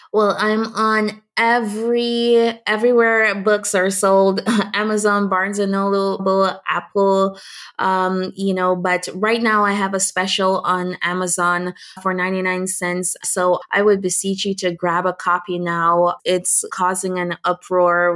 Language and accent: English; Jamaica; I'm Jamaican and born to a teenage mom